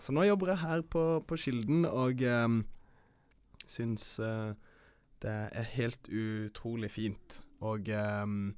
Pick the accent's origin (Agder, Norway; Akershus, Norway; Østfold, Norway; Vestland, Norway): Agder, Norway; Kristiansand; moved away; also born or lived in Oslo; jeg er herifra. Jeg er fra Kristiansand